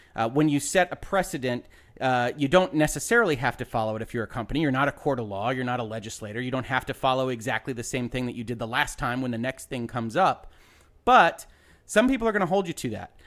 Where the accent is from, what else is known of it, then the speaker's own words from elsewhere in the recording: United States; as an American